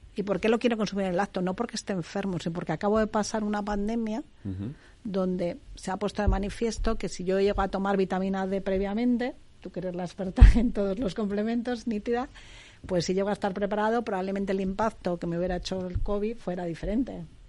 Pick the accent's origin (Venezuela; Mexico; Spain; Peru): Spain; Segovia, Castile and León; soy de Segovia, de mi tierra